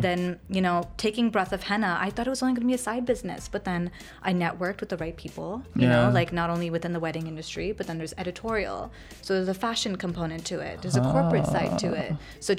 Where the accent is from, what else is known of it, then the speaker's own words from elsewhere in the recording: Hamilton, Ontario, Canada; also born or lived in Richmond Hill; so I was born and raised in Canada. Nice. So from Hamilton, traditionally up in the mountains. I'm a mountain girl.